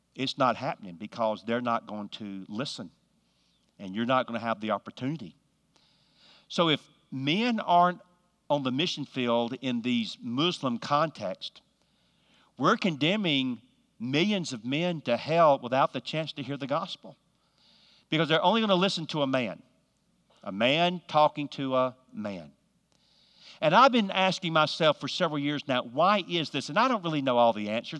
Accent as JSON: {"language": "English", "region": "Georgia", "country": "United States", "moved": "yes", "lives_now": "North Carolina, United States", "said": "I'm from the South. I'm from actually from Georgia, but live in North Carolina."}